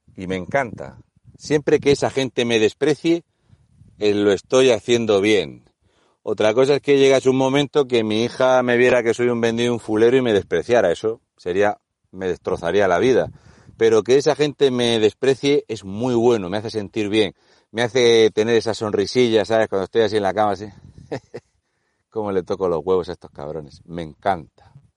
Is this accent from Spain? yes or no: yes; Spain